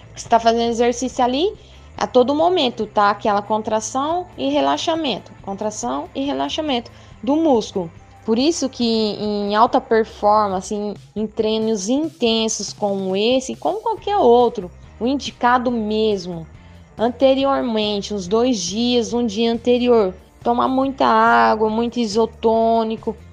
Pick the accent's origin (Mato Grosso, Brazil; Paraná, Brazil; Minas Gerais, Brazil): Mato Grosso, Brazil; São José dos Quatro Marcos; also born or lived in Mirassol d'Oeste; Eu sou lá de São José dos Quatro Marcos, morei lá, porém, morei, nasci, na verdade, né, em Mirassol do Oeste, e desde então sempre morei em São José dos Quatro Marcos